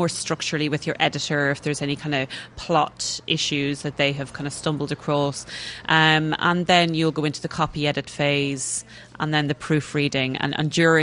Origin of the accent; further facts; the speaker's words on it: Kells, County Meath, Ireland; moved away as an adult; now in England; I grew up in Kilmainham, which is just about 2 miles towards Dublin outside the town.